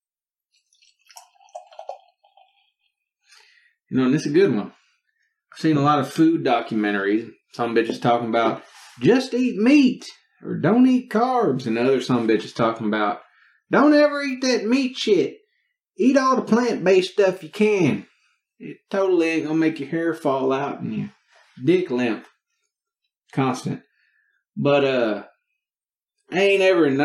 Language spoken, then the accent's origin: English; Texas, United States; I am from Texas